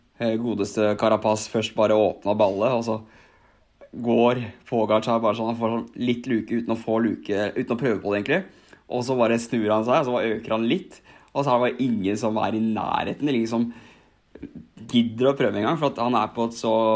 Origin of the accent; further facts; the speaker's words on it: Asker, Akershus, Norway; hjemme på Billingstad i Asker